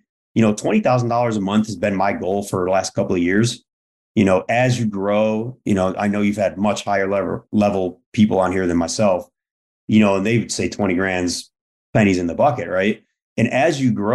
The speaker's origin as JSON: {"language": "English", "town": "Buffalo", "region": "New York", "country": "United States", "said": "I grew up very blue collar, very frugal. You know, I'm from Buffalo, New York"}